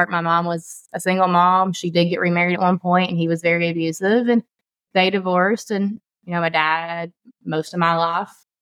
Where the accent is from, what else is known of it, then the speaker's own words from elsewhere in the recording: Eastern Kentucky, United States; I am from Eastern Kentucky